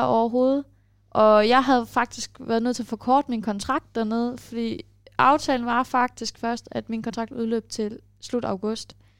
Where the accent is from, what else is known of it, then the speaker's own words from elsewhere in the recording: Denmark; accent: Danish; jeg snakkede med dansk accent